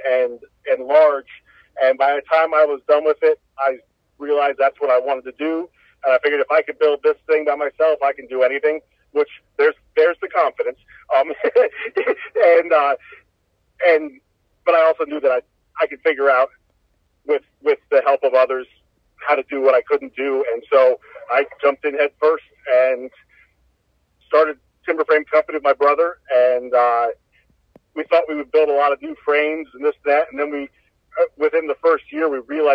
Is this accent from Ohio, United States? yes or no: yes; Holmes County, Ohio, United States; I grew up in Holmes County and, you know, grew up working on farms and all that.